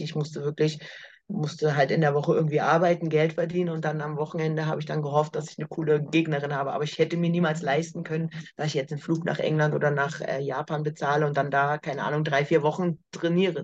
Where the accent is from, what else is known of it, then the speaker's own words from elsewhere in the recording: Berlin, Germany; in Berlin, in meiner Heimatstadt